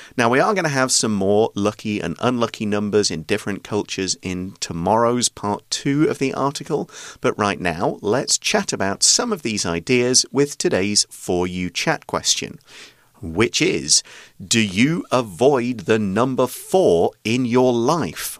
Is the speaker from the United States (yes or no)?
no; United Kingdom; now in Taiwan; I'm British